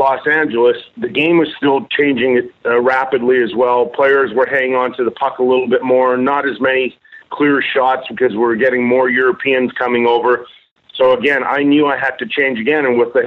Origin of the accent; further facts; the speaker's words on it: Edmonton, Alberta, Canada; when I was a kid growing up in Edmonton